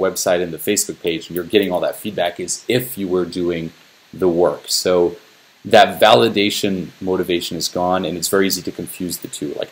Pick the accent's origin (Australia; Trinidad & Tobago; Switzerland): Switzerland; moved away as an adult; now in Los Angeles, United States; I'm from Switzerland, moved to Los Angeles